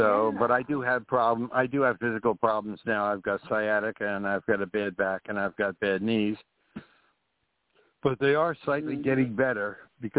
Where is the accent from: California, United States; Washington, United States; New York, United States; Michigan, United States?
New York, United States; Carmel; growing up in Carmel, from the time I was 16, I used to take the train to New York City